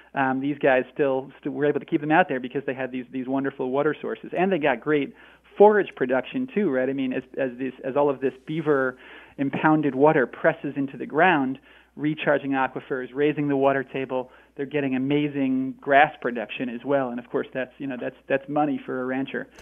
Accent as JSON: {"language": "English", "region": "Northeast", "country": "United States", "tie": "born or raised there", "moved": "yes", "lives_now": "Northwest, United States", "said": "I grew up I grew up in in uh, the Northeast, and now I live in the Northwest"}